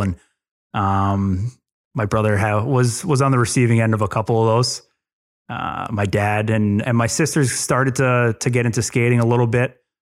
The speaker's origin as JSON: {"language": "English", "region": "New Jersey", "country": "United States", "tie": "born or raised there", "also_born_or_lived": "Long Island, New York", "said": "grew up here, here in Jersey. I was born on Long Island. Um, moved to Jersey when I was two or three years old. Uh, grew up on a farm in North Jersey"}